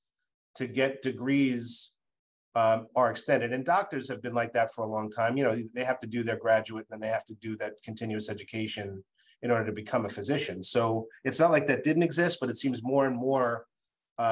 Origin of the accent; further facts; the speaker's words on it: Massachusetts, United States; in my home state of Massachusetts